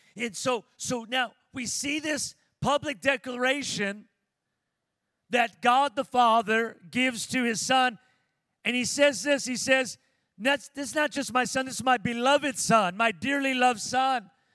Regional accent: Pico Rivera, California, United States; moved away as an adult; now in Las Vegas, United States; when I was growing up in Pico Rivera, California

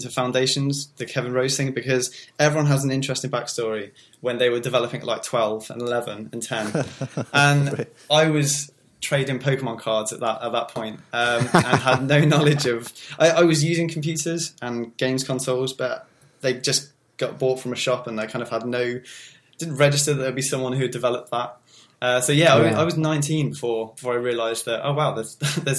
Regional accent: England, United Kingdom; accent: English; being an English person

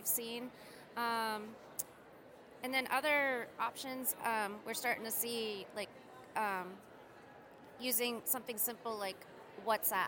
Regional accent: United States; I'm an American in the United States

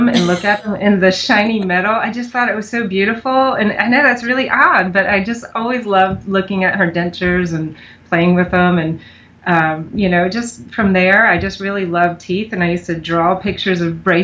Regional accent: Pennsylvania, United States; moved away as an adult; now in Mount Pleasant, United States; I didn't grow up here. I grew up in Pennsylvania

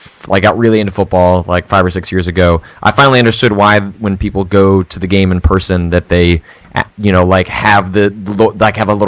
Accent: Chicago, Illinois, United States; also born or lived in Wisconsin; my parents had a lake house in Wisconsin, so I spent a lot of time in Wisconsin. I was technically born in Wisconsin, but I identify as Chicago.

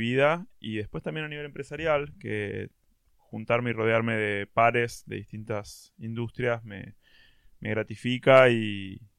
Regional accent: San Martín, Buenos Aires Province, Argentina; born there; nací San Martín, En en San Martín, eh, en una familia de clase media, eh, mis viejos son hijos de inmigrantes, diría que casi primera generación.

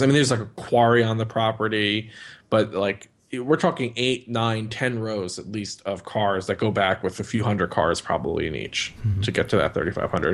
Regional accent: Northeast, United States; growing up in the Northeast

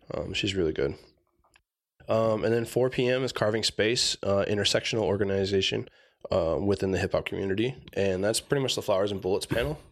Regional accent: Tucson, Arizona, United States; moved away as an adult; also born or lived in San Manuel, Arizona / Safford, Arizona / Oklahoma City; I was born here in Tucson, uh, born at T M C

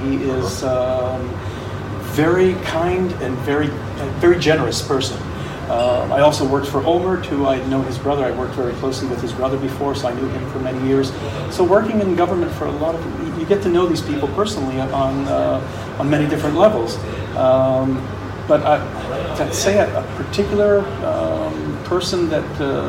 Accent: United States; now in Israel; being an American, not a lot of Israelis do that, but being an American

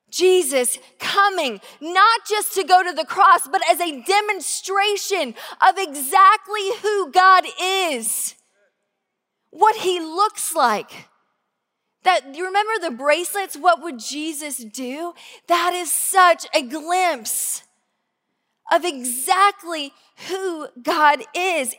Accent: Georgia, United States; now in Tacoma, United States; I grew up in Georgia, in a really small town

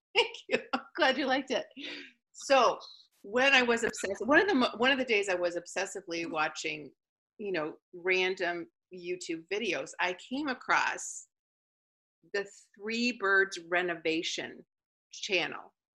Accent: Canada; I'm from Canada, and so I was frozen half of my life

